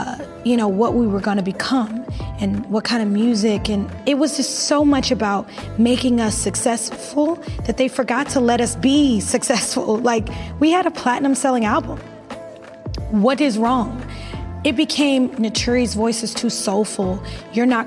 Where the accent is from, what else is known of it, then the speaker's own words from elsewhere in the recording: New Jersey, United States; I was a girl from Jersey